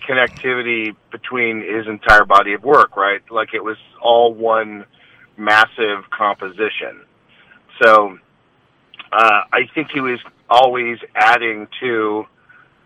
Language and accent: English; Los Angeles, California, United States; I grew up in Los Angeles